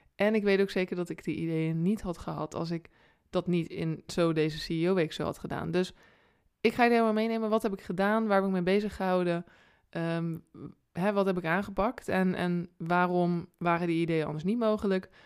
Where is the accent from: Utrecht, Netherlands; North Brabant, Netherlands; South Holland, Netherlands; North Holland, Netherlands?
South Holland, Netherlands; Rotterdam